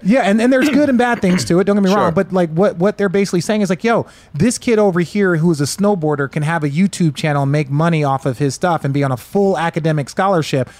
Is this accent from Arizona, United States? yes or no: yes; Glendale, Arizona, United States; I grew up in Glendale